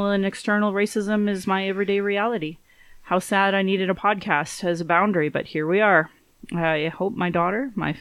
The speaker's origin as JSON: {"language": "English", "town": "Calgary", "region": "Alberta", "country": "Canada", "tie": "born or raised there", "said": "I was born in Calgary"}